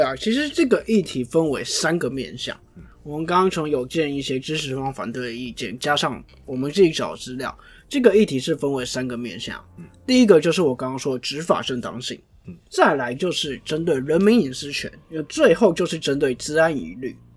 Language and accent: Chinese; Jinshan, New Taipei, Taiwan; 因为我老家在金山，我非常知道那一段